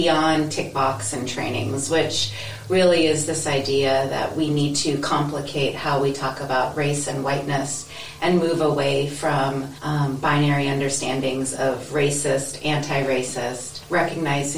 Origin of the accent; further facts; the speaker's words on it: United States; now in New Zealand; I am an American or European American